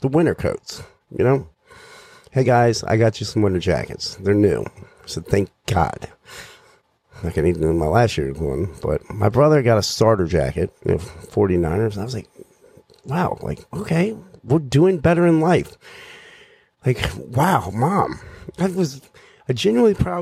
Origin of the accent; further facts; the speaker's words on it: Danville, Virginia, United States; now in Maryland, United States; So, I grew up in Danville, Virginia. It's in southwestern Virginia, right next to North Carolina.